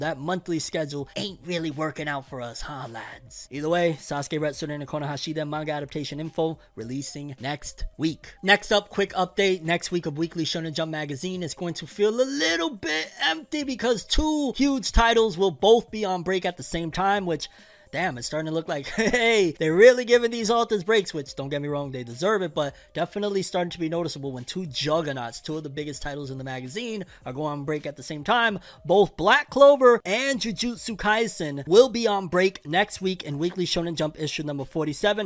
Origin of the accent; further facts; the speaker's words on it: Puerto Rico; I was born in Puerto Rico